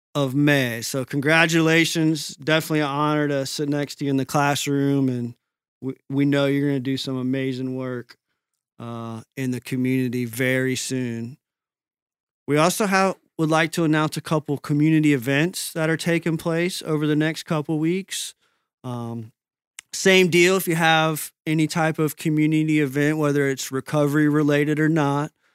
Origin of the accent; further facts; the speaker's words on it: Tampa Bay, Florida, United States; My hometown team, the Tampa Bay Rays